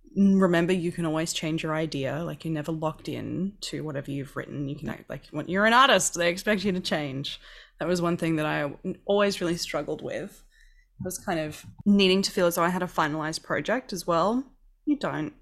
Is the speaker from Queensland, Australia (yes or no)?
yes; Queensland, Australia; I grew up in Queensland that's, like, basically a second New Zealand.